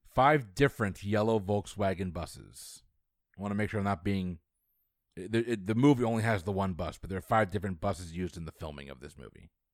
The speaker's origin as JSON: {"language": "English", "region": "Florida", "country": "United States", "tie": "born or raised there", "said": "it's my hometown"}